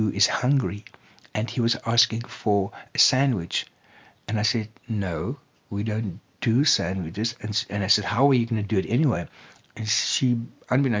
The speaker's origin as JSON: {"language": "English", "town": "Piketberg", "region": "Western Cape", "country": "South Africa", "tie": "born or raised there", "moved": "yes", "lives_now": "Greyton, South Africa", "said": "Paketberg, my hometown"}